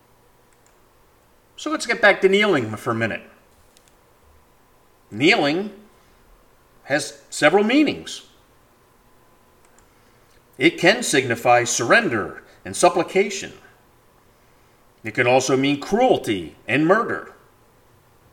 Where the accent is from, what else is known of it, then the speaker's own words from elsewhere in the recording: United States; as an American